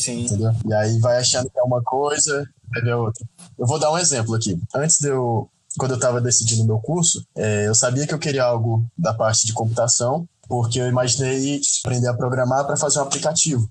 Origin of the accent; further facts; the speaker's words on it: Parnaíba, Piauí, Brazil; moved away as an adult; now in Toledo, Brazil; Eu estudei quase meu ensino fundamental, quase meu ensino fundamental todo em Parnaíba